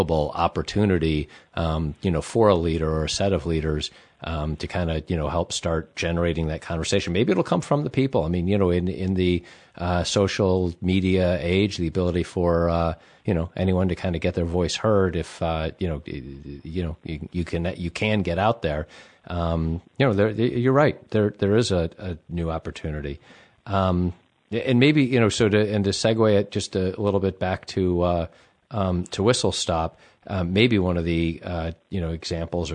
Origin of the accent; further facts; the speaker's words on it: United States; as an American